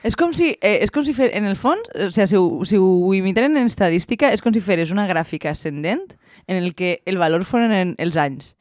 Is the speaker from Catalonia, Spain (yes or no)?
no; Valencian Community, Spain; com a bons valencians